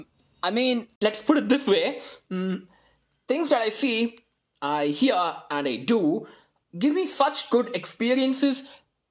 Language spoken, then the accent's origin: English; Madurai, Tamil Nadu, India; I hail from the Athens of the East